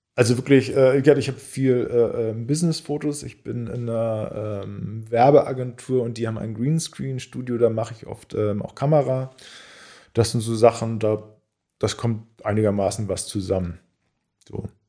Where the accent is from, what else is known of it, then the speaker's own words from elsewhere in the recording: Quickborn, Schleswig-Holstein, Germany; also born or lived in Elbvororte, Hamburg; now in Hamburg, Germany; ich bin in Quickborn aufgewachsen, weil da so ein Vorort ist